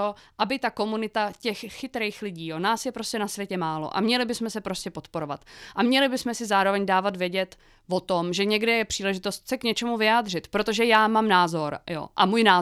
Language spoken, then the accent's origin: Czech; Lužnice nad Břečkou, Czechia; Tak jo, eh, já jsem eh, vlastně teda z Lužnice nad Břečkou.